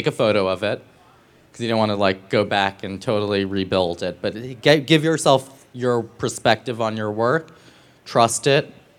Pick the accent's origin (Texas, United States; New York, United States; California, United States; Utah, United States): New York, United States; New York City; That's what I did as a teenager growing up in New York to understand, I didn't understand above 42nd Street.